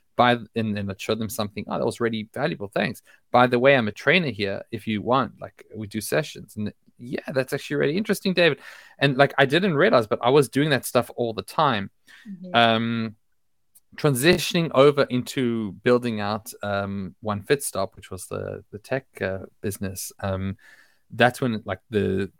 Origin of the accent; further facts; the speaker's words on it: Australia; moved away as an adult; also born or lived in South Africa; now in Israel; I live in Israel now. I was born in South Africa. I grew up in Australia